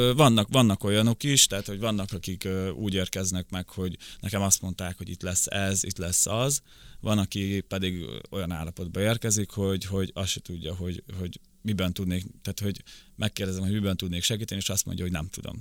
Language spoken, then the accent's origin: Hungarian; Szabolcs-Szatmár-Bereg, Hungary; first language Ukrainian; also born or lived in Rakhiv, Zakarpattia, Ukraine; now in Budapest, Hungary; 98-ba jöttünk át Magyarországra, akkor hat és fél éves voltam, akkor a szülőkkel átköltöztünk Szabolcs megyébe.